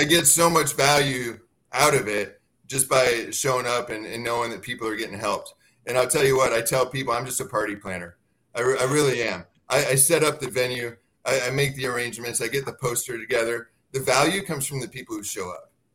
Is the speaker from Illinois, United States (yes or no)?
yes; Dixon, Illinois, United States; moved away; I grew up in Illinois. I'm from Dixon, Illinois, about 100 miles west of Chicago